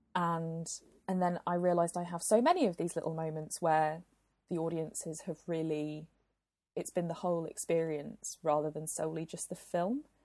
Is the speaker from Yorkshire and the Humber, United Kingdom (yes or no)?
no; Glasgow, Scotland, United Kingdom; my hometown of Glasgow